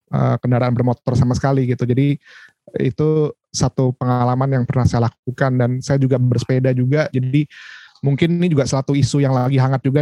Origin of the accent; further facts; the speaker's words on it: Jakarta, Indonesia; kebetulan uh, saya besar di Jakarta meskipun lahir bukan di Jakarta.